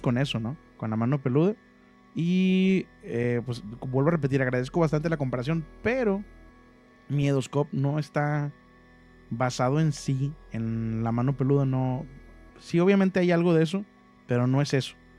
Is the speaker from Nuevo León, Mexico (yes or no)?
yes; Monterrey, Nuevo León, Mexico; moved away as an adult; now in Ciudad Mante, Mexico; yo originalmente yo nací en Monterrey, viví casi toda mi vida en Monterrey.